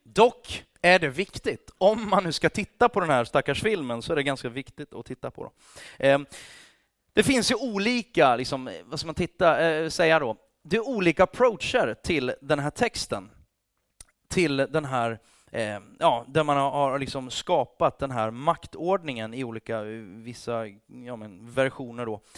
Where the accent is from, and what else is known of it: Sweden; also born or lived in England